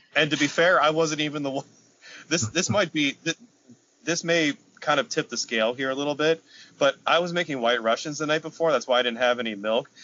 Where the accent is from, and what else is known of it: Carlisle, Pennsylvania, United States; born or raised there